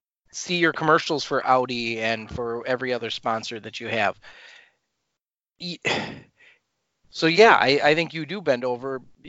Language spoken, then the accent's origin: English; Chicago, Illinois, United States; we're from Chicago, so that's, Pat and I are Chicagoland area